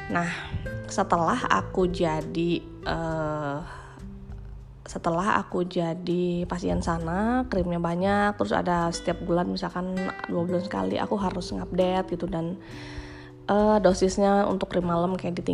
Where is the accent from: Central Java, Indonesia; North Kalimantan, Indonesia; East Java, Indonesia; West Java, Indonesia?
West Java, Indonesia; Bandung; now in Jakarta, Indonesia; aku lahir dan besar di Bandung gitu kena air di Bandung